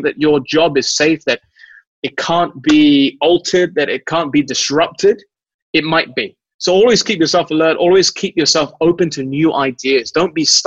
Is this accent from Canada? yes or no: no; England, United Kingdom; moved away; also born or lived in Malaysia; Growing up in England